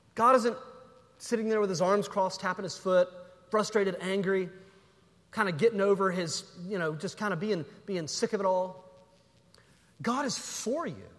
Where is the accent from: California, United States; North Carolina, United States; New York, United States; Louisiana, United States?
North Carolina, United States; I'm from North Carolina